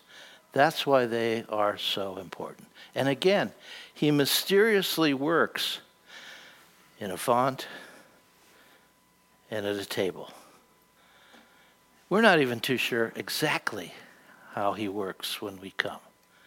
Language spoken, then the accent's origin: English; United States; I'm an American.